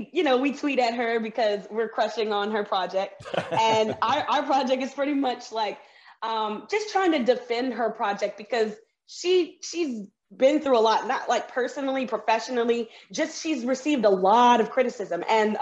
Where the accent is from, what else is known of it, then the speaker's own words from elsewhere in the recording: the South, United States; I'm from the South, so I'm used to growing up with people with Confederate flags flying around, and they say the war was not about slavery.